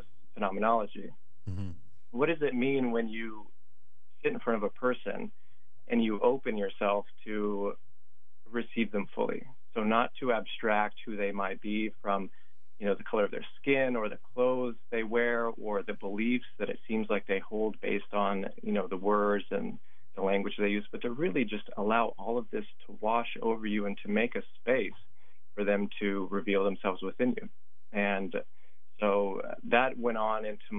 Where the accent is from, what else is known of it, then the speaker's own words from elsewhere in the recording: Green Swamp region of Florida, United States; I grew up in the Green Swamp region of Florida